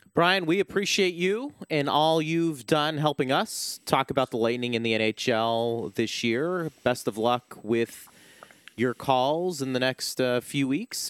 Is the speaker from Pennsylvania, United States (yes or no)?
yes; Pittsburgh, Pennsylvania, United States; moved away; growing up in Pittsburgh